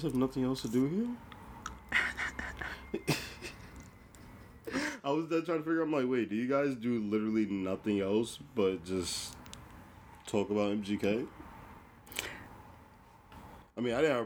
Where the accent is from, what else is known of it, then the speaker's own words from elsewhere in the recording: New Jersey, United States; us growing up in Jersey